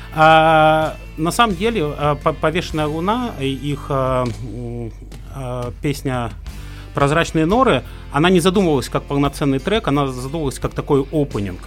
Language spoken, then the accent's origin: Russian; Khabarovsk, Khabarovsk Krai, Russia; moved away as an adult; я родился, учился, женился в Хабаровске